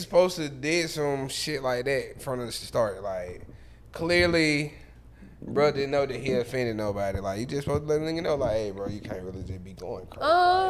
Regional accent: Atlanta, Georgia, United States; We're from Atlanta.

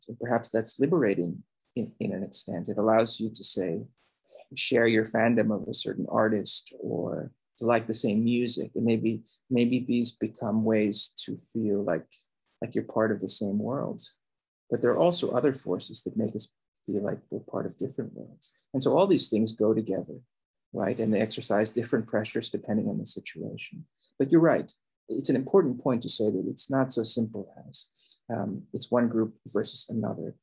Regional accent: Philippines; now in United States; I was born in the Philippines, I grew up there.

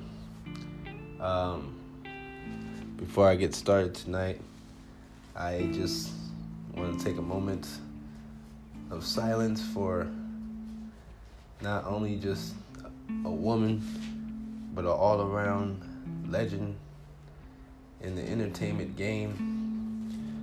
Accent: Compton, California, United States; now in Phoenix, United States; I'm originally from Compton, California

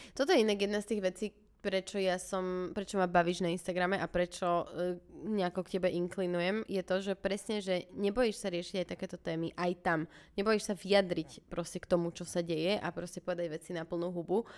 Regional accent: Bratislava, Bratislava Region, Slovakia; sme obidve že z Bratislavy

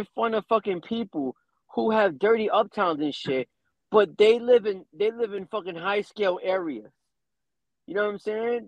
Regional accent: New York City, New York, United States; I grew up in the Bronx

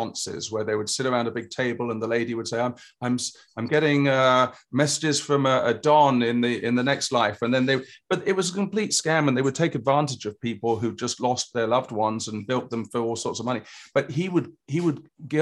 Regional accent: England, United Kingdom; moved away; I grew up in England

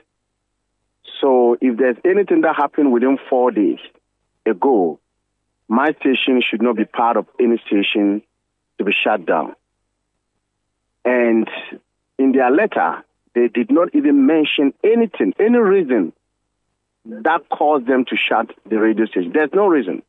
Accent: Ghana; as a Ghanaian and a peace-loving Ghanaian

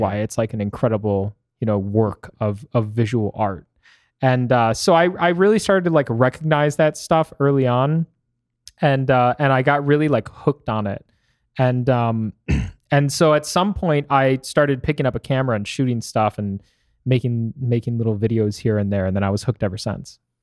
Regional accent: Michigan, United States; now in Arizona, United States; Growing up in Michigan was really interesting because you get all four seasons

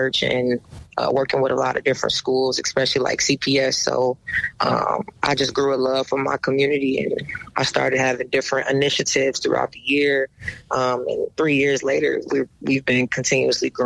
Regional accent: Chicago, Illinois, United States; Growing up on the South Side, I grew up playing against all boys

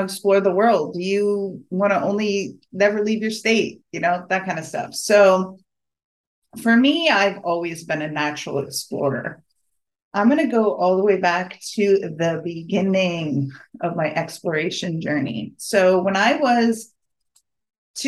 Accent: New England, United States; I grew up in New England

